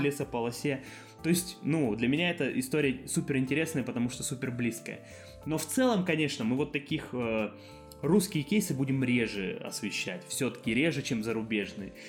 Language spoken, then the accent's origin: Russian; Barnaul, Altai Krai, Russia; я сам из Барнаула